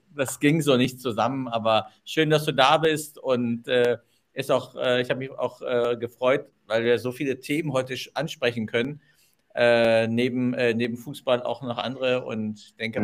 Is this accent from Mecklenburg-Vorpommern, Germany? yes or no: no; Düsseldorf, North Rhine-Westphalia, Germany; moved away; in meiner Geburtsstadt